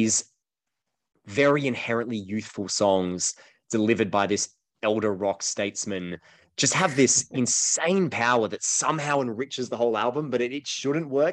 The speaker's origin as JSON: {"language": "English", "country": "Australia"}